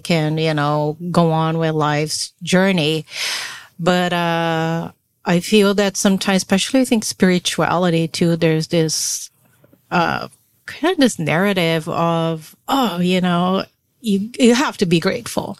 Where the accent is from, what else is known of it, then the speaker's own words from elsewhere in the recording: Brazil; now in United States; I am born and raised in Brazil